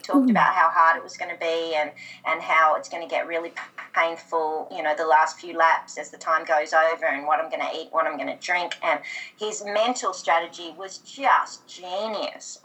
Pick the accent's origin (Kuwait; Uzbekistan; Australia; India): Australia; as any Aussie girl does